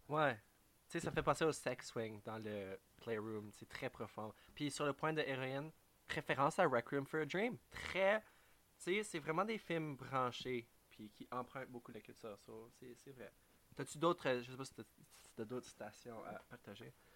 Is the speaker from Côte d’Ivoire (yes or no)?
no; Canada; en tant que Canadien